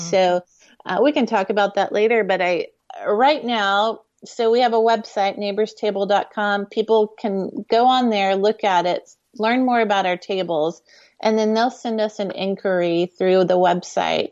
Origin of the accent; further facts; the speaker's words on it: Houston, Texas, United States; we grew up in Houston